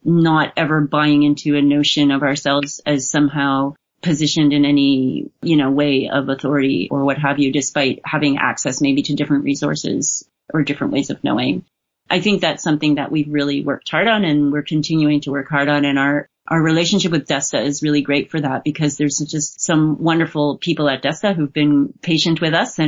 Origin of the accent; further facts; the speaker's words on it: Montreal, Quebec, Canada; I wasn't born here, but I'm from Montreal. I've lived the vast majority of my life here.